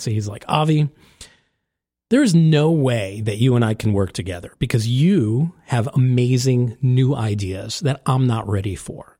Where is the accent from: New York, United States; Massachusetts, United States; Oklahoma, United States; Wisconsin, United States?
New York, United States; New York City; moved away as an adult; now in New Jersey, United States; I was born and raised in New York